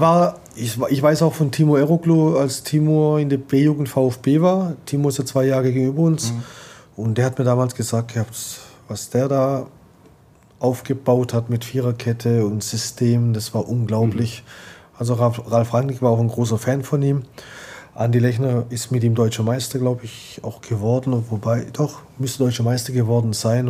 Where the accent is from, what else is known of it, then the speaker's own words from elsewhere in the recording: Istanbul, Turkey; moved away; mein Heimatland Istanbul